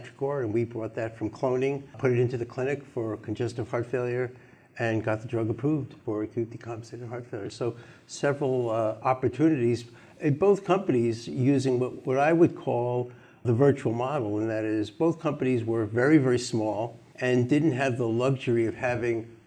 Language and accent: English; New York, United States; I'm a New Yorker